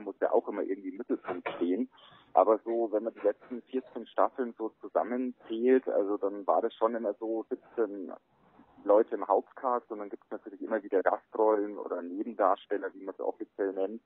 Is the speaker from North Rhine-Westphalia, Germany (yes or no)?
no; Bavaria, Germany; also born or lived in Traunstein; bei uns in Bayern